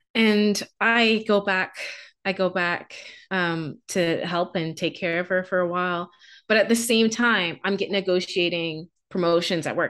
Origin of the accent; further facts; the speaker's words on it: Bahamas; moved away as an adult; also born or lived in Canada; I'm from the Bahamas.